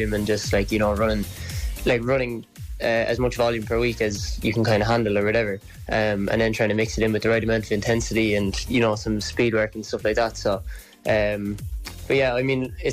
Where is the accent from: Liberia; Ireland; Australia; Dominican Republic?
Ireland; Cork, Munster; moved away as an adult; now in Dublin, Ireland; I'm from Cork, but I was in UCD